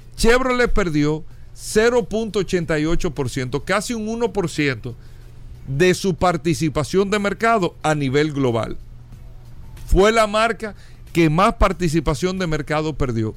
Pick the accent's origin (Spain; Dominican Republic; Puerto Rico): Dominican Republic; como países como República Dominicana, como el nuestro